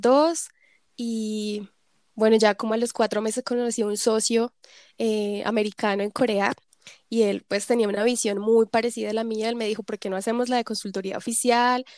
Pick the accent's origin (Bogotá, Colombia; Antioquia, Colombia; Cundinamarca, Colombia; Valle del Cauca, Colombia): Cundinamarca, Colombia; Zipaquirá; moved away as an adult; also born or lived in Bogotá, Colombia; now in South Korea; crecí siempre entre Bogotá, Zipaquirá